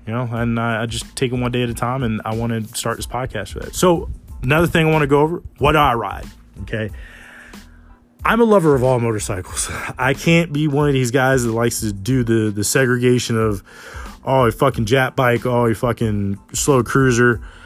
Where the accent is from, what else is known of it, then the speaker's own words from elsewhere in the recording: Smithfield, Virginia, United States; I'm born and raised in Smithfield, Virginia.